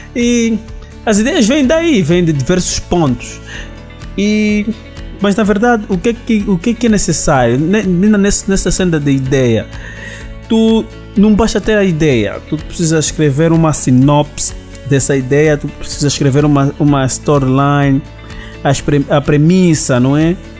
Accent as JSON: {"language": "Portuguese", "country": "Angola"}